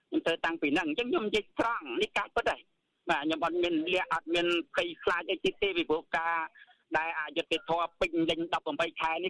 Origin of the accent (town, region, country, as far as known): Cambodia